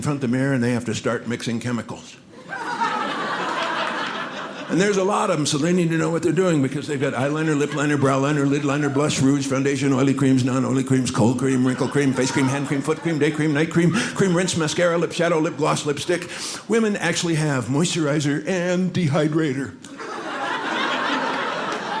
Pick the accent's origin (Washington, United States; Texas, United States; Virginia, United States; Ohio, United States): Texas, United States; Dallas; I am from Dallas, Texas